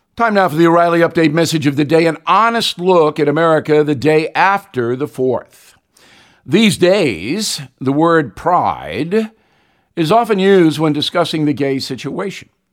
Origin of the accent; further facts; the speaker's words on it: Levittown, New York, United States; We didn't have much growing up in Levittown